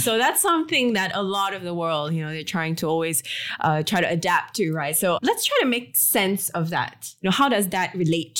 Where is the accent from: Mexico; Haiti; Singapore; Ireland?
Singapore; also born or lived in Australia / Los Angeles, United States; now in Jersey City, United States; I come from Singapore, but I'm actually Singaporean Australian. And I've actually lived all over the world, but particularly in Los Angeles. And now I'm back here in Jersey City, New York